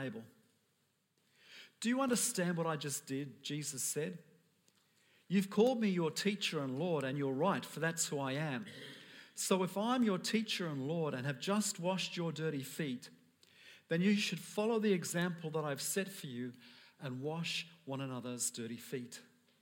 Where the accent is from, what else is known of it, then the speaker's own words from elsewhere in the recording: United Kingdom; I'm British